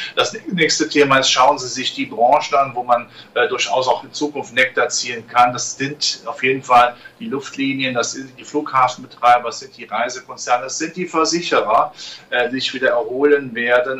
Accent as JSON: {"language": "German", "country": "Germany", "tie": "born or raised there", "said": "ich bin da nicht, äh, weit weg von diesen Krisengebieten groß geworden"}